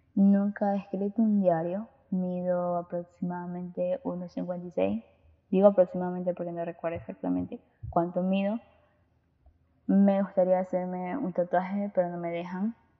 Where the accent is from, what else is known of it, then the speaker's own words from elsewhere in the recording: Guayaquil, Guayas, Ecuador; Soy de Ecuador, Guayaquil.